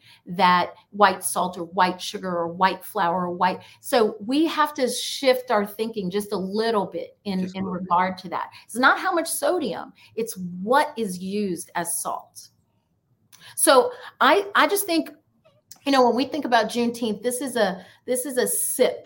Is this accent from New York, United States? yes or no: yes; New York, United States; I grew up in New York